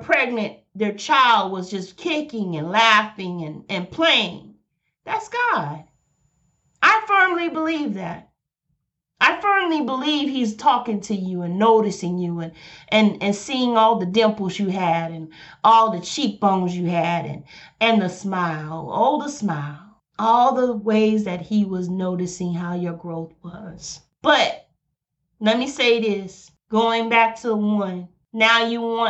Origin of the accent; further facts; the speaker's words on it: Birmingham, Alabama, United States; I'm from Birmingham, Alabama